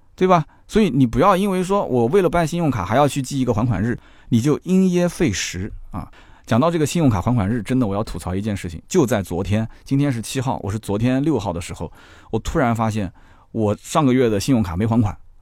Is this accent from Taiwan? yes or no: no; Nanjing, Jiangsu, China; 那我也是住在一个城乡结合部，我也不算是大城市长大的人。我到南京的市区，我还叫敬城 我还叫去南京